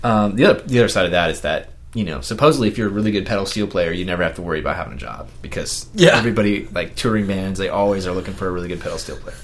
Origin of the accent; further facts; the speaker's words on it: Kansas, United States; me growing up in Kansas